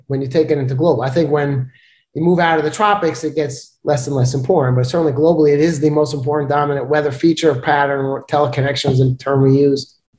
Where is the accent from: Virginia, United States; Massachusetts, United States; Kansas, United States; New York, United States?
New York, United States; New York City; moved away; I'm from Brooklyn, New York